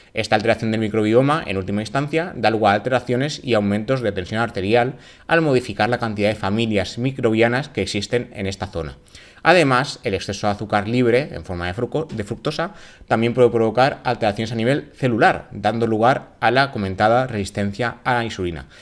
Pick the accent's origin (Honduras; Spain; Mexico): Spain; Valencian Community; mi tierra, en la comunidad valenciana, lo que sabemos decir es cuan más sucre, más dulce